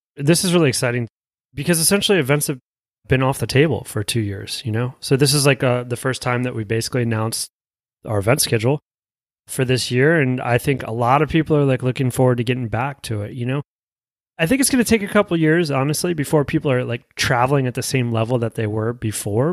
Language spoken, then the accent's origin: English; United States; as being American